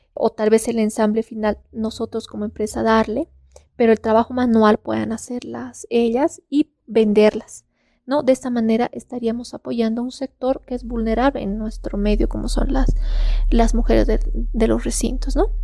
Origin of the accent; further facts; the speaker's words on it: Bolivia; en todo Bolivia o solamente acá en La Paz